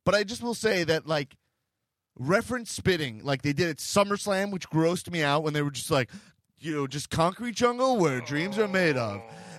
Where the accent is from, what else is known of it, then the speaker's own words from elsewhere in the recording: New York City, New York, United States; I'm a New Yorker. I love it.